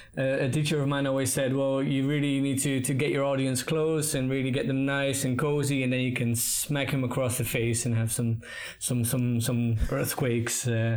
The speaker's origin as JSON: {"language": "English", "town": "Maastricht", "region": "Limburg", "country": "Netherlands", "tie": "born or raised there", "also_born_or_lived": "Utrecht, Netherlands / Melbourne, Australia / Bath, United Kingdom", "moved": "as an adult", "said": "I grew up in the Netherlands, a small city called Maastricht. And then I did my theatre school in Utrecht, a bigger city in the Netherlands."}